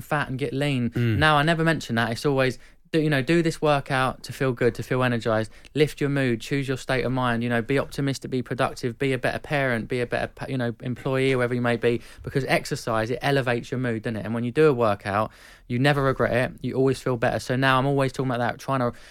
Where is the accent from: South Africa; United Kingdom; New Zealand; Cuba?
United Kingdom; Epsom, South East England; I'm from Epsom, and we used to go to Kingstonian and watch them play